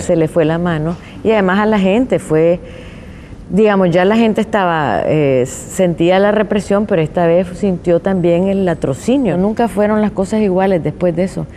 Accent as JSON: {"language": "Spanish", "country": "Nicaragua", "tie": "born or raised there"}